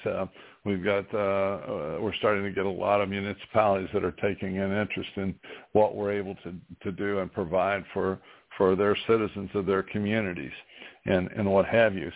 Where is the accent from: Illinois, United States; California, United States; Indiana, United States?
Indiana, United States; New Castle; in my hometown of Newcastle, Indiana, in East Central Indiana